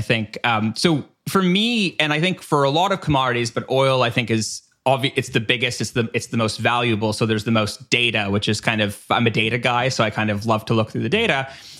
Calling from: Canada; again, I'm speaking from Canada here.

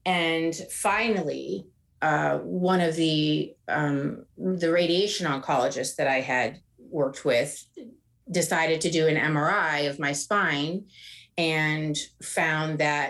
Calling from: Oakland, California, United States; I'm calling from Oakland, California.

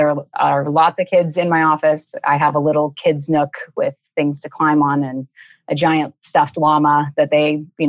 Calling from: Raleigh, North Carolina, United States; Raleigh, North Carolina, which is beautiful.

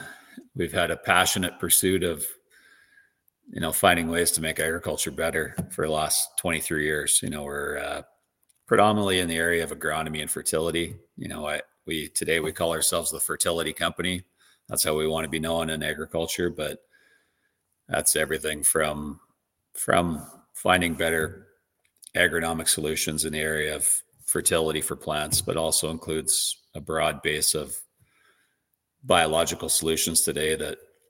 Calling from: Virden, Manitoba, Canada; Yeah, I currently reside in western Manitoba, a small town called Verdon.

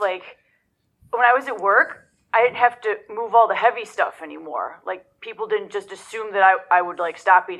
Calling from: Joliet, Illinois, United States; I'm from Joliet, Illinois.

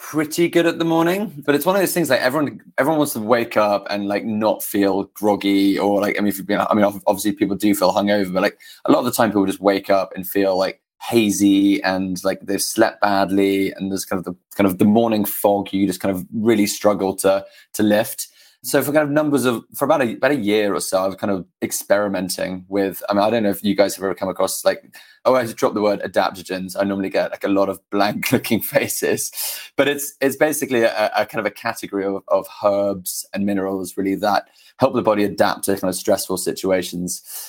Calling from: New York City, New York, United States; I'm calling in from New York City.

